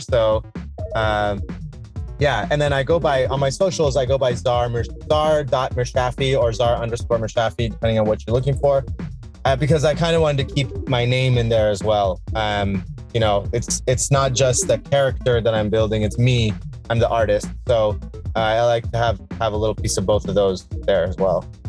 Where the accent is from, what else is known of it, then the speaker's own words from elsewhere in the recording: Iran; now in Laguna Beach, United States; I'm from Iran.